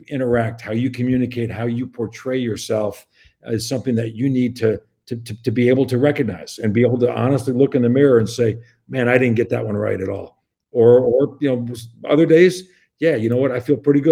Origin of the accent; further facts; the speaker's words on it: Long Island, New York, United States; also born or lived in Midwest; now in West Lafayette, United States; I grew up on Long Island, surrounded by water.